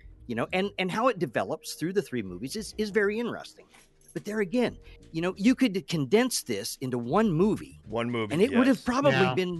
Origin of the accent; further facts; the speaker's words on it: United States; as an American